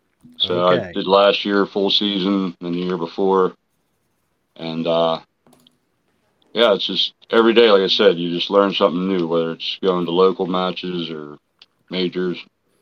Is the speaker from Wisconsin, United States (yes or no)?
no; Pittsburgh, Pennsylvania, United States; Hi, how you doing? … from Pittsburgh, PA.